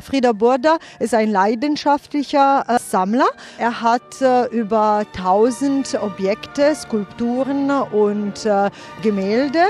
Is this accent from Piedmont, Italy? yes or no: yes; Piedmont, Italy; now in Baden-Baden, Germany; Und ich komme aus dem Piemonte, also aus der Weinregion